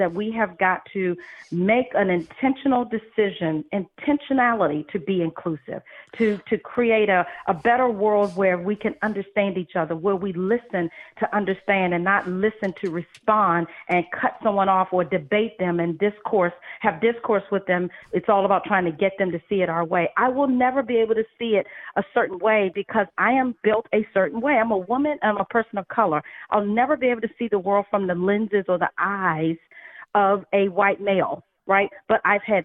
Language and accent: English; United States; I grew up in America